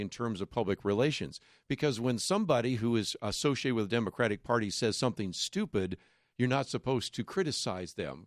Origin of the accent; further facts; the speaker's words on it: Berkeley, California, United States; when I grew up in Berkeley